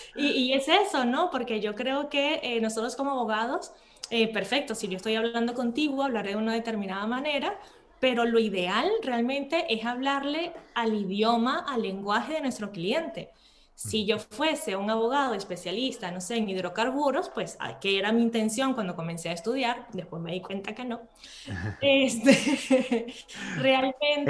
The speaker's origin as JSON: {"language": "Spanish", "country": "Venezuela", "also_born_or_lived": "Spain", "moved": "as an adult", "lives_now": "Matosinhos, Portugal", "said": "yo soy de Venezuela y por eso es que mi español es así más fluido, inclusive que mi portugués, ¿no? En Venezuela estudié derecho"}